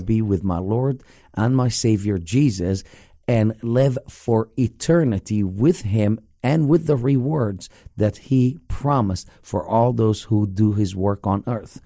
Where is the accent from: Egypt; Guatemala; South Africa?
Egypt; now in Lake Mary, United States; growing up in the Middle East